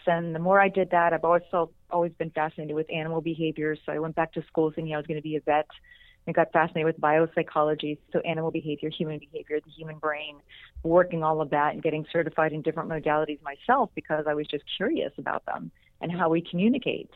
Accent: Pittsburgh, Pennsylvania, United States; moved away; I'm still just this little girl from outside of Pittsburgh, Pennsylvania

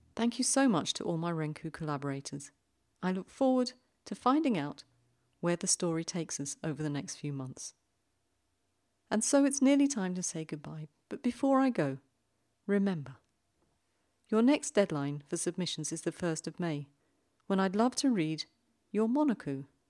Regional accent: London, United Kingdom; moved away as an adult; now in Zurich, Switzerland; I grew up in London, and I now live in the little big city in Zurich in Switzerland.

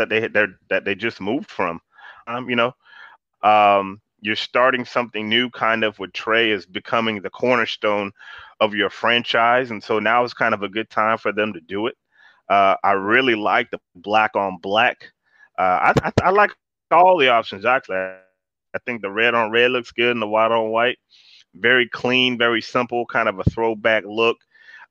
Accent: Florida, United States; I grew up in Florida

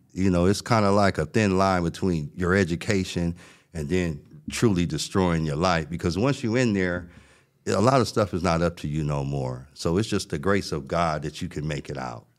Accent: Los Angeles, California, United States; I grew up in South Central Los Angeles

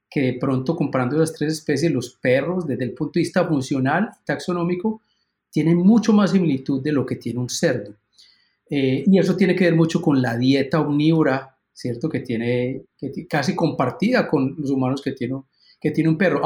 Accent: Colombia; moved away as an adult; also born or lived in Illinois, United States; now in Minnesota, United States; yo soy originalmente colombiano

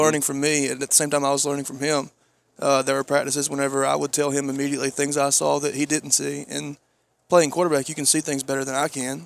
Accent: Georgia, United States; I'm from Georgia

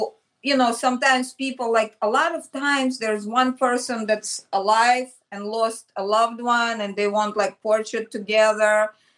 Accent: Michigan, United States; Before Parsons, and when I came from Michigan, there was like a time frame, and I did portraits in Greenwich Village, you know, just on the street.

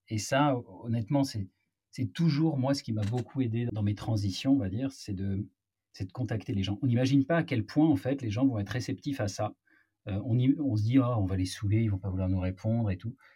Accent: Marseille, Provence-Alpes-Côte d'Azur, France; moved away as an adult; now in Paris, France; je viens de Marseille. Je suis monté à la capitale, comme on dit, après mon, après mon bac.

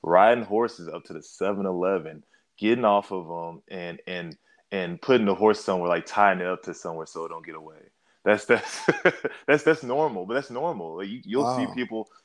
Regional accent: Dallas, Texas, United States; I grew up in Texas, Dallas, Texas. Lived in Dallas my whole life.

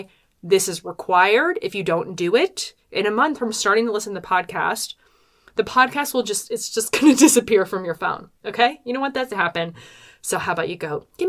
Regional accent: Philadelphia suburbs, Pennsylvania, United States; I'm from the Philadelphia suburbs.

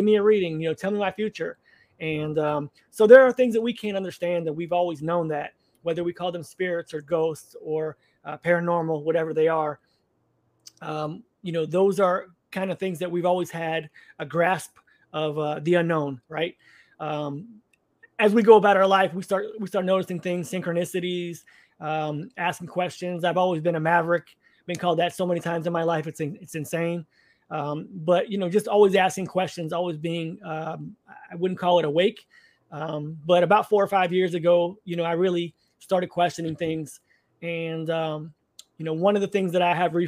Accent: Orlando, Florida, United States; I was raised Catholic in Orlando, Florida area

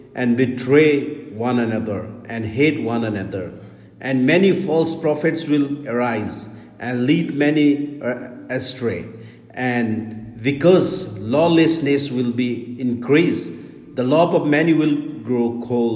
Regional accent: India; from India.

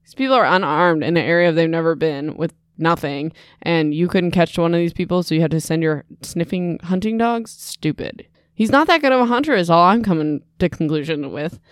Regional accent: Midwest, United States; I'm from the Midwest

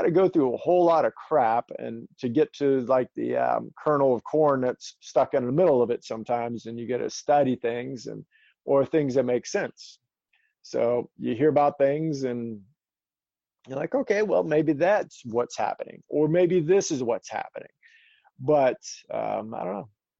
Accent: Charleston, South Carolina, United States; I'm from James Island too.

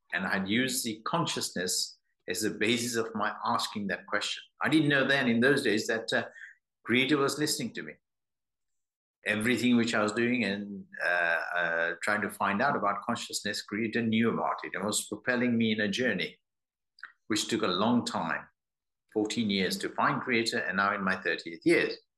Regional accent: London, United Kingdom; I'm from London

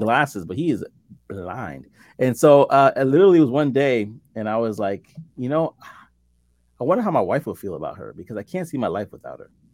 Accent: New York City, New York, United States; also born or lived in central New Jersey; now in New Jersey, United States; I'm in, in central New Jersey right now, but I'm originally from Brooklyn, New

